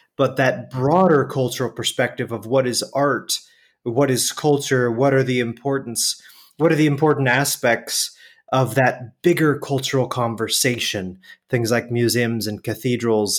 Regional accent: San Jose, California, United States; moved away as an adult; also born or lived in San Francisco, California; I was born and raised in Silicon Valley

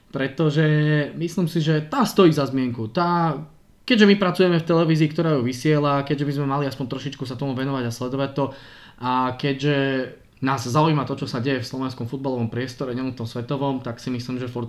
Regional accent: Prague, Czechia; now in Slovakia; No, preboha, ja som pristahovalec z Prahe, koho by som posielal preč.

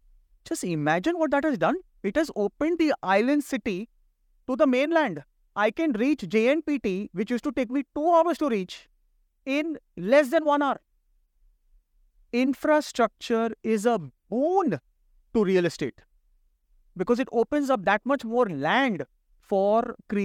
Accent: India; as an analyst and as an Indian, I will give a party.

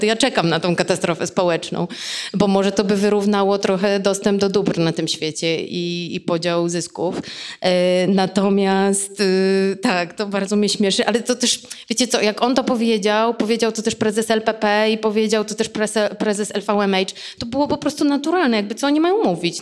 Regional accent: Płock, Masovian Voivodeship, Poland; now in Warsaw, Poland; z mojego rodzinnego miasta z Płocka

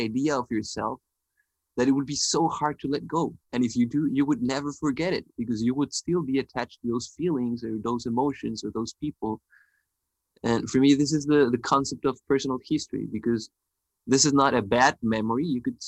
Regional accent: northern Mexico, Mexico; I was born in Mexico

